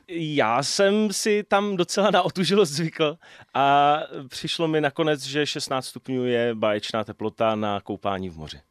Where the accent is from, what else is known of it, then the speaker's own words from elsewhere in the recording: Jeseníky, Olomouc Region, Czechia; now in České Budějovice, Czech Republic; Já sám jsem z Jeseníků